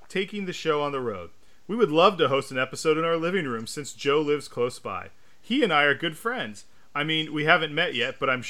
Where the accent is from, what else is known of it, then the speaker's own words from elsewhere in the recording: United Kingdom; accent: British; Shout out to Larry's, where I flaunt my British accent whenever I visit.